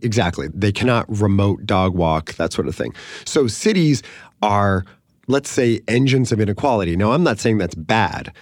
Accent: San Francisco, California, United States; I'm from San Francisco

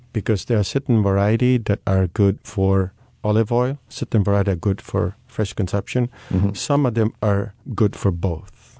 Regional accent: Sicily, Italy; moved away; we, as I'm coming from Sicily, we grew up in, in olive oil

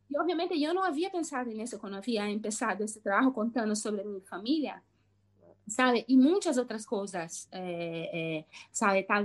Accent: Brazil; first language Portuguese; Spanish is a second language; principalmente cuando yo hablo sobre mi, mi infancia o mi pasado en Brasil, obviamente todas las palabras y todas las memorias me vienen en portugués

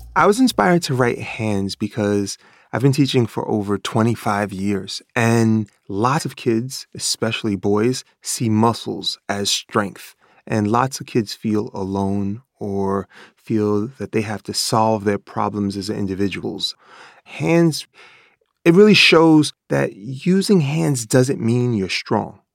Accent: New York City, New York, United States; I grew up in Bread Hook Projects, Life Magazine called it the crack capital of the United States of America

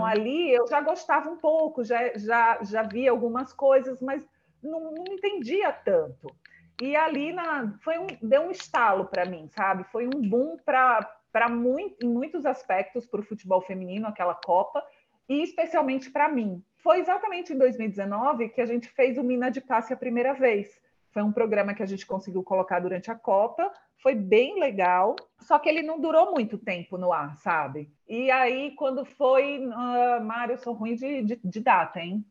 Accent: Northeast Region, Brazil; moved away as an adult; also born or lived in Natal; now in São Paulo, Brazil; eu sou do Nordeste

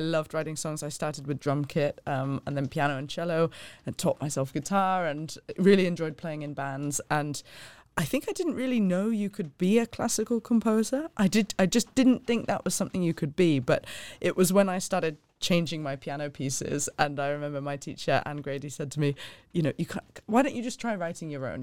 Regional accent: Hong Kong; moved away as an adult; also born or lived in London; I was born and raised in Hong Kong, spent the first eighteen years of my life there and absolutely loved it.

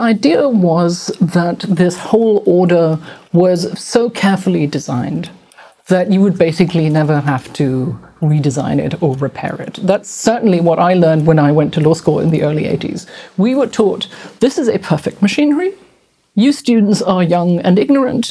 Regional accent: Bonn, North Rhine-Westphalia, Germany; in my hometown, where I was born and went to university, of Bonn

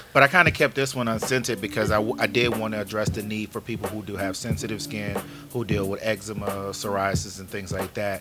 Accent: New Orleans, Louisiana, United States; moved away; originally from New Orleans, um, so I guess that nah, I'm not Cajun, Creole, anything like that. Just homegrown Negro

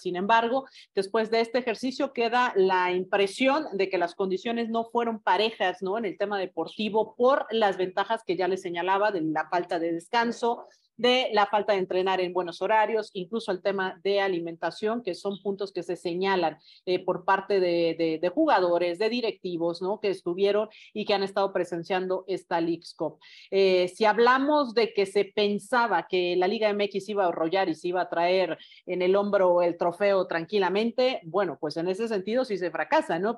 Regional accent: Mexico; como mexicanos

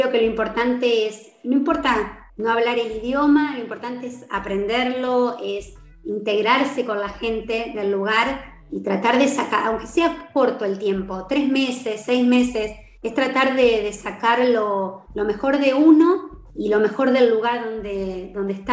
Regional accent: Argentina; con todas las personas de afuera que he hablado y que digo que soy de Argentina, todos te dicen qué hermoso país

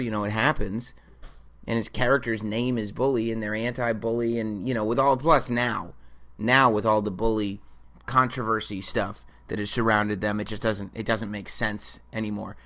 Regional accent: New York, United States; it's in my hometown

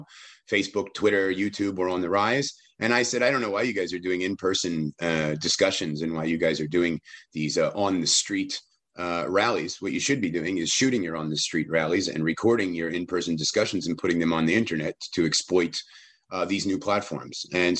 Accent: United States; as a American that was never affiliated with any contact with the Islamic religion

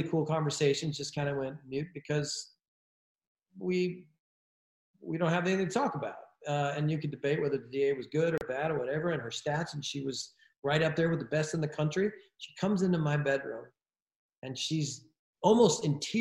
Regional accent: California, United States; I'm from California

